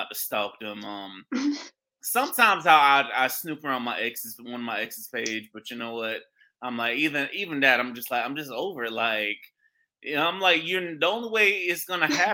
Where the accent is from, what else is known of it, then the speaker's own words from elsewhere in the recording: St. Petersburg, Florida, United States; my hometown, St. Petersburg, Florida